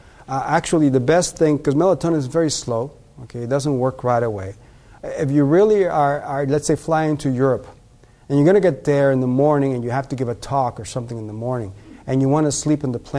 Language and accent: English; Mexico; now in United States; And that when Mexicans come from Mexico, you know, I'm a Mexican, we came from Mexico, become more Americanized, now we have the same problems.